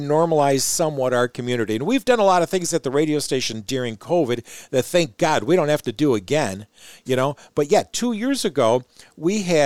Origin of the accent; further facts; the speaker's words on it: suburban Detroit, Michigan, United States; now in Mount Pleasant, United States; I grew up in an urban area, suburban Detroit.